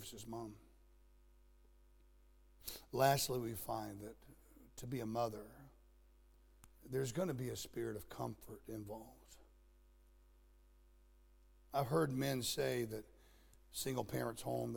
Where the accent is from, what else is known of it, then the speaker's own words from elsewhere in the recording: Florida, United States; moved away; also born or lived in Nebraska; I grew up in Florida where we always had the sun